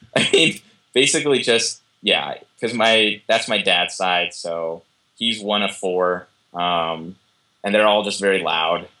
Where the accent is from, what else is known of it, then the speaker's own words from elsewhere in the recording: Southern California, United States; moved away as an adult; also born or lived in Oakland / Boston / Ireland; I am a Californian, um, Southern Californian.